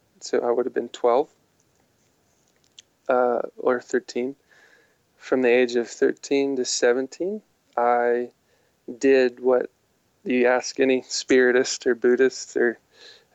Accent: Midwest, United States; growing up in the Midwest, I didn't experience many charismatic or Pentecostal believers

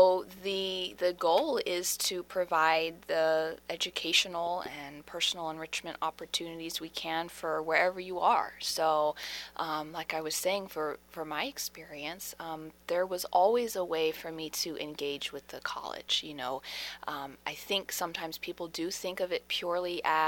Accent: Harford County, Maryland, United States; I'm born and raised in Harford County

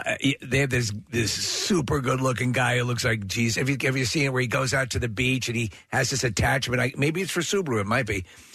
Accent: Long Island, New York, United States; I grew up on Long Island

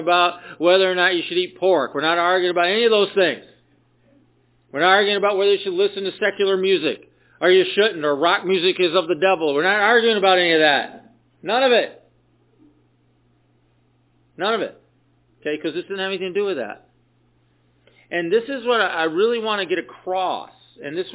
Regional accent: the South, United States; when I was a kid, I grew up in the South

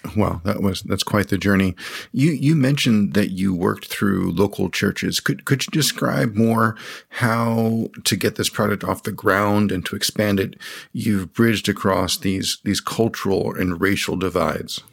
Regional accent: United States; I was raised in the United States

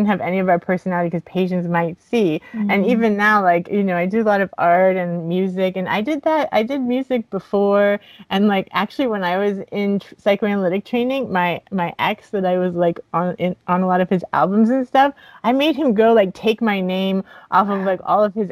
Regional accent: Miami, Florida, United States; I grew up in Miami, so there's a lot of Santeria

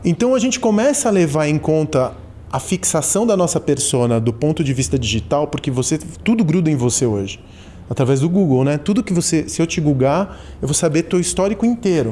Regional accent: São Paulo, Brazil; also born or lived in Argentina; eu sou da Santa Cecília, quando eu cheguei da Argentina eu vim para Santa Cecília. Meu refúgio foi ser paulistano

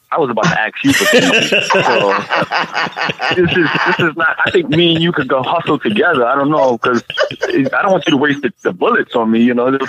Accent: New York City, New York, United States; I'm from New York. Listeners, I'm from New York City

